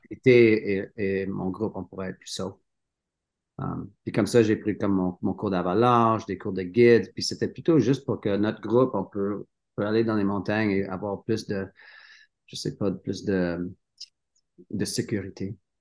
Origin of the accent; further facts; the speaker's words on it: Sutton, Quebec, Canada; French is a second language; moved away as an adult; also born or lived in Cowansville, Quebec / Sherbrooke, Quebec / Canmore, Alberta; now in Revelstoke, Canada; j'étais né à Cowansville, au Québec. oui. Mon enfance, était à Sutton, Sutton, Québec